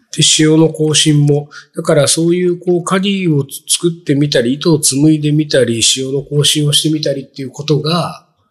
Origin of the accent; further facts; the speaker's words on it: Japan; 日本で生まれ育った喫水の日本人の私がですよ